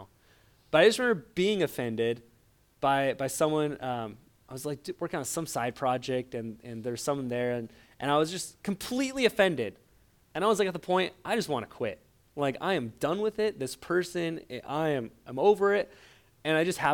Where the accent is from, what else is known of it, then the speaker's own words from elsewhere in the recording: Portland, Oregon, United States; I grew up in Portland, Oregon